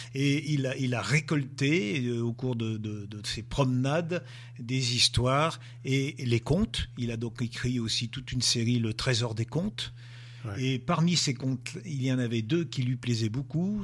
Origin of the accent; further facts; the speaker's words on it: Monts du Lyonnais, Auvergne-Rhône-Alpes, France; je suis originaire des monts du Lyonnais. Enfin, j'habite les, les, monts du Lyonnais.